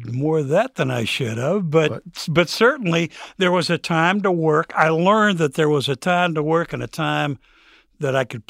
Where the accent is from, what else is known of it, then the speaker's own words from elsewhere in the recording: Lima, Ohio, United States; As a kid, even as a young adult, I grew up in Lima, lower middle class.